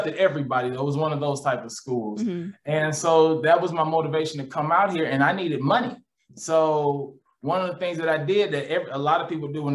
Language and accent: English; Midwest, United States; moved away as an adult; also born or lived in St. Louis; now in Los Angeles, United States; I came out here from the Midwest.